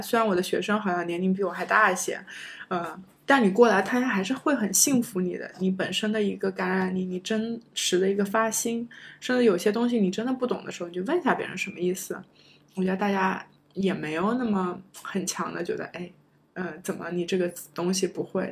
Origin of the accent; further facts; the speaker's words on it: China; moved away as an adult; also born or lived in United States; 我觉得中国学生，我们有的时候都会有些会很在意